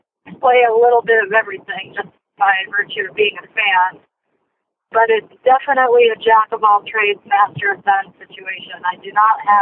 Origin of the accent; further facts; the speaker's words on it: Los Angeles, California, United States; also born or lived in Pasadena, California; I was born in Los Angeles, a hospital called Cedars of Lebanon